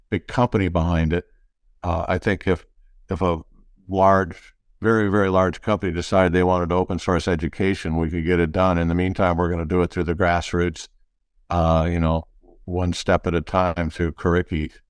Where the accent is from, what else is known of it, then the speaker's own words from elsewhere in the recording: Detroit, Michigan, United States; I grew up in the Midwest, classic Midwesterner, uh, all kinds of cities. Uh, dad moved around a lot, eventually ended up in uh, Detroit